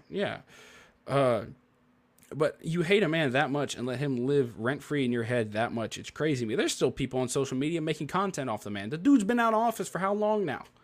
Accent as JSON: {"language": "English", "town": "Memphis", "region": "Tennessee", "country": "United States", "said": "I'm from Memphis."}